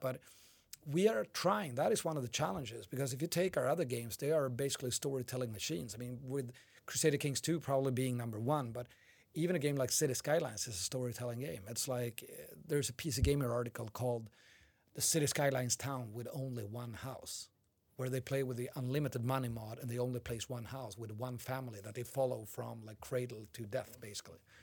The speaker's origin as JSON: {"language": "English", "town": "Umeå", "region": "Västerbotten County", "country": "Sweden", "tie": "born or raised there", "second_language": "English", "moved": "yes", "said": "I was visiting my hometown of Umeå."}